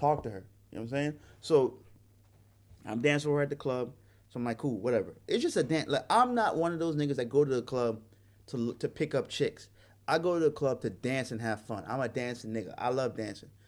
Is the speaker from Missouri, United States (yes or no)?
no; New York City, New York, United States; moved away as an adult; also born or lived in Hawaii; a young brother growing up in Brooklyn, New York